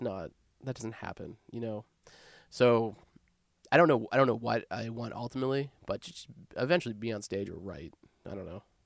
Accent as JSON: {"language": "English", "region": "Nova Scotia", "country": "Canada", "tie": "born or raised there", "moved": "as an adult", "lives_now": "Victoria, Canada", "said": "growing up in Nova Scotia"}